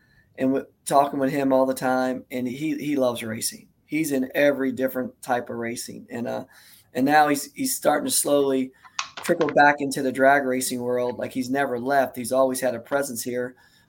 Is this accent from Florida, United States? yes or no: no; New Jersey, United States; I'm a Jersey boy, so we don't have Englishtown no more. So that is my hometown track. That's literally 45 miles from where I grew up at.